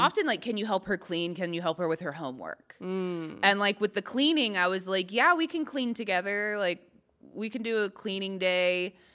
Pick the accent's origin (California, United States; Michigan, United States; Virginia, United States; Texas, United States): Texas, United States; accent: southern; moved away as an adult; also born or lived in Arkansas; now in Los Angeles, United States; I didn't grow up in Arkansas. I grew up in Texas